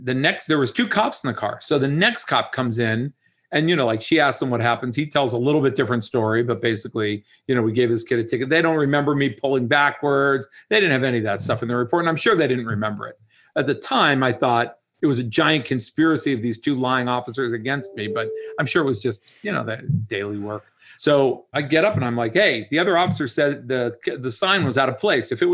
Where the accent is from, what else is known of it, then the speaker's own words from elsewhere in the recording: Dayton, Ohio, United States; moved away as an adult; also born or lived in Pittsburgh, Pennsylvania; now in Jupiter, United States; I grew up in Dayton, Ohio